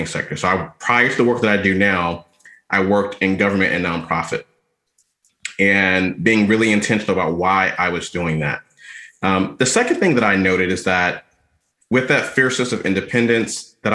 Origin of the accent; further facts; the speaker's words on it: Atlanta, Georgia, United States; moved away as an adult; now in Washington, D.C. area, United States; I'm from Atlanta, Georgia, originally, was born and raised there, went to undergrad there, spent most of my adult life